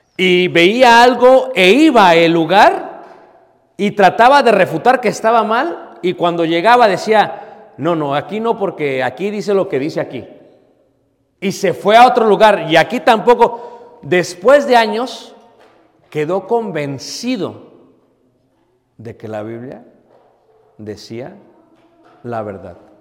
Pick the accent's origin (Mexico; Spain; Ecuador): Mexico; Mexico City; Crecí en Ciudad de México